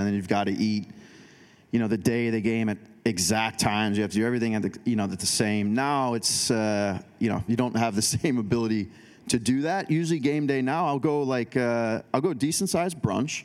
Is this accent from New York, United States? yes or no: no; Chicago, Illinois, United States; now in Portland, United States; Chicago because that's where I'm from originally